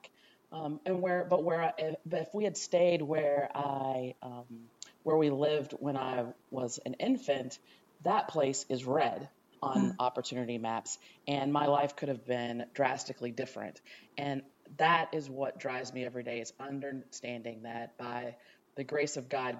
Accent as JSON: {"language": "English", "region": "Texas", "country": "United States", "tie": "born or raised there", "also_born_or_lived": "Ohio / Dallas, Texas", "said": "I was born in Ohio, but grew up in Texas. I lived the first 2.5 years of my life in a low-income housing project in Dallas"}